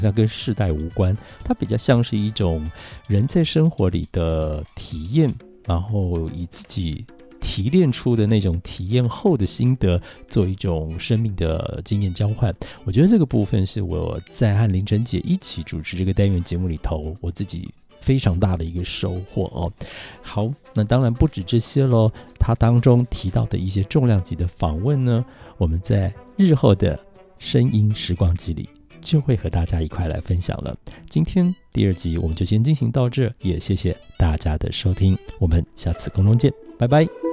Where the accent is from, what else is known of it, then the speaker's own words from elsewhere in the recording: Taitung, Taitung County, Taiwan; 因为胡适小时候，四岁之前是在台湾的台东，就是我家乡长大的